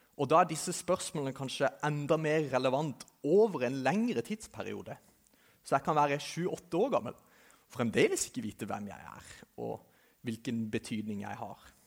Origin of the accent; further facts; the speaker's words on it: Kristiansand, Agder, Norway; jeg kommer fra Kristiansand, som sikkert noen av dere kan høre